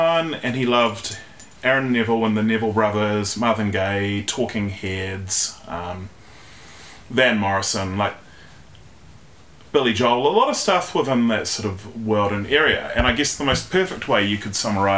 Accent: Wellington, New Zealand; I was born in Wellington in 1982

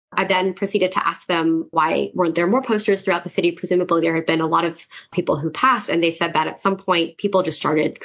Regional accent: United States; as an American citizen

